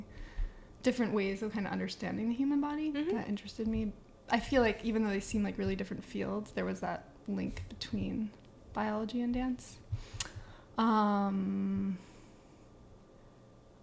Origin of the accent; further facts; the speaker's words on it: Northampton, Massachusetts, United States; also born or lived in Ireland; In Holyoke, Massachusetts, which is near where I grew up in Northampton, Mass